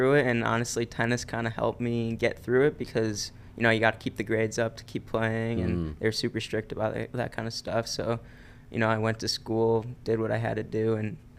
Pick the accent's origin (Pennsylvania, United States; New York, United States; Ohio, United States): Ohio, United States; Cleveland; I'm originally from Cleveland, Ohio. I grew up there, went to high school there.